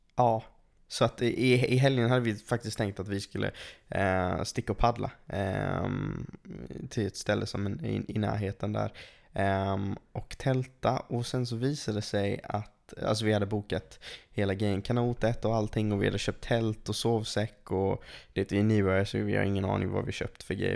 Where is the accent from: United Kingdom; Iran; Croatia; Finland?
United Kingdom; England; now in Sweden; jag är uppvuxen i England